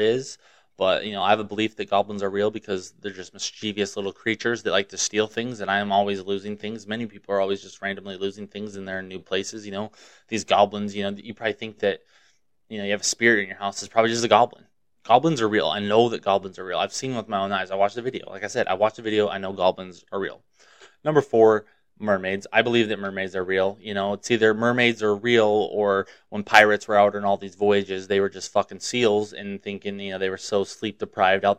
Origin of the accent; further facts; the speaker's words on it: Montana, United States; I grew up in Montana